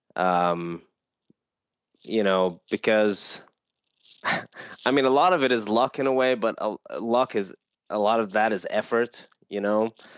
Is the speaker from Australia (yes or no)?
no; Iran; moved away; I grew up in Iran